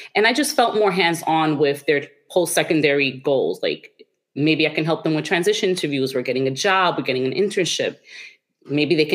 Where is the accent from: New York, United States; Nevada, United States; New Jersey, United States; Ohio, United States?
New York, United States; New York City; I'm originally from Washington Heights. That's like in the upper section of Manhattan in New York.